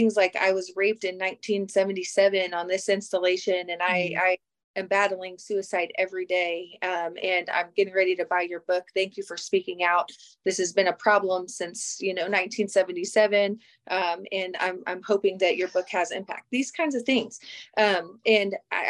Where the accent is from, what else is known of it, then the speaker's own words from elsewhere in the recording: Kansas, United States; I'm from Kansas